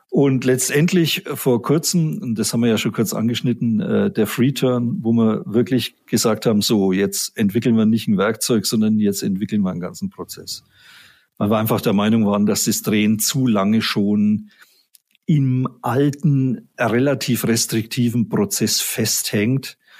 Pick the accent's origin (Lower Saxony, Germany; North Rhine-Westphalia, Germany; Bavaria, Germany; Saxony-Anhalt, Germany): Bavaria, Germany; Erlangen; ich bin gebürtiger Mittelfranke, ich komme aus Erlangen